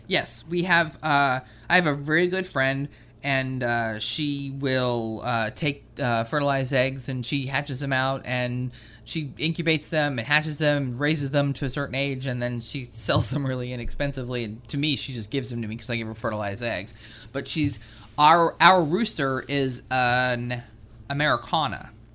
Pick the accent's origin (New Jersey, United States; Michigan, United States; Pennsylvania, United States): New Jersey, United States; Willingboro; now in Virginia, United States; in our town where I grew up in Willingboro